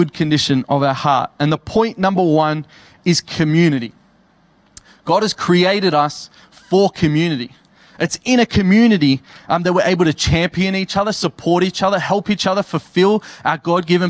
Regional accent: Campbelltown, New South Wales, Australia; now in Tamworth, Australia; I'm from Campbelltown

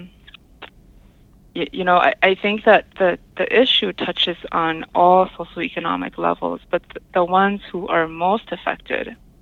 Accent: La Crosse, Wisconsin, United States; moved away as an adult; now in Red Cliff Reservation, United States; I grew up in La Crosse, Wisconsin, which is not too far from Madison

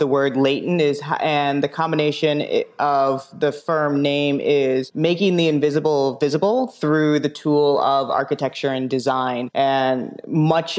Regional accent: Chicago, Illinois, United States; I'm a Chicagoan anyway. So I was born in the city

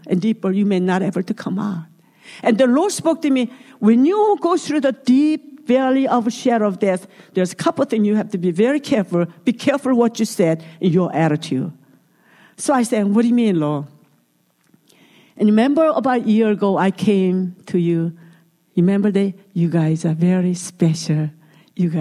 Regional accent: South Korea; English is a second language; moved away; I'm from Korea

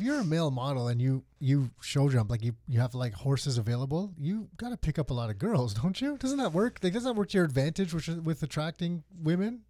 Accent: Mississauga, Ontario, Canada; we grew up east side of Mississauga

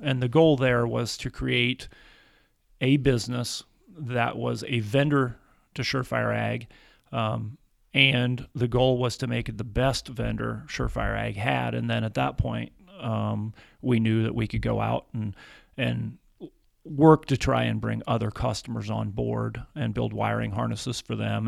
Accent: Atwood, Kansas, United States; moved away as an adult; also born or lived in Kentucky; I grew up in Atwood, Kansas, in the northwest corner of Kansas

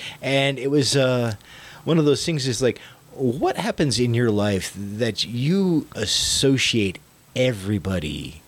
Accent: Florida, United States; also born or lived in Vermont; I grew up in Florida in a very diverse neighborhood.

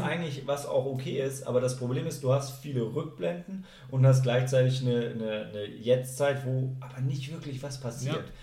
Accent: Germany; als Deutsche

